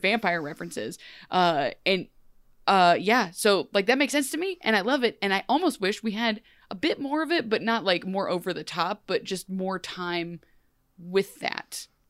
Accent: Ohio, United States; I'm from Ohio

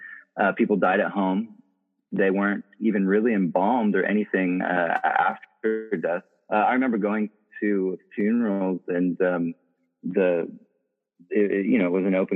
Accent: South Africa; most of my childhood and my formative years were spent growing up in South Africa in the middle of the AIDS epidemic.

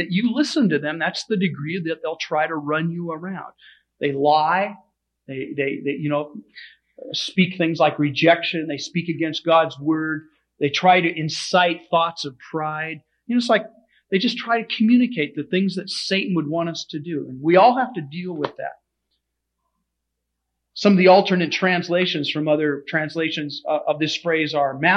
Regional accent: United States; we as American Christians

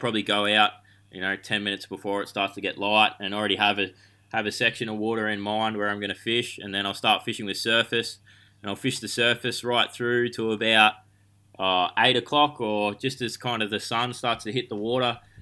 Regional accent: Bacchus Marsh, Victoria, Australia; I grew up, um, on the outskirts of Melbourne at Bacchus Marsh

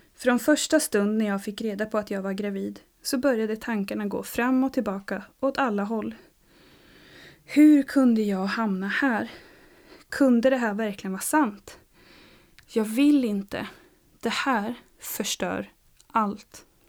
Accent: Uppsala, Uppsala County, Sweden; also born or lived in Stockholm; now in Sävsjö, Sweden; Född och uppvuxen i Uppsala

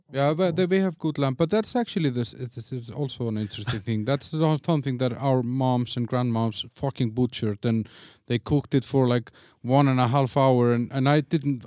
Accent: Iceland; moved away as an adult; also born or lived in Denmark; now in Czech Republic; I'm obviously from Iceland

